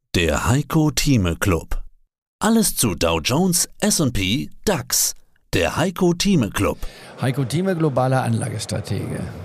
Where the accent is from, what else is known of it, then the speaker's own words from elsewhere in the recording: Goslar, Lower Saxony, Germany; in Goslar Harz, wo ich aufgewachsen bin